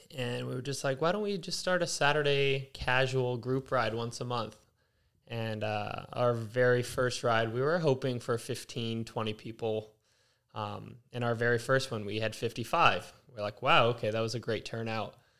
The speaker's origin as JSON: {"language": "English", "town": "Los Angeles", "region": "California", "country": "United States", "tie": "born or raised there", "lives_now": "Culver City, United States", "said": "born and raised in Las Feliz, uh, recently, this past year, moved to Culver City"}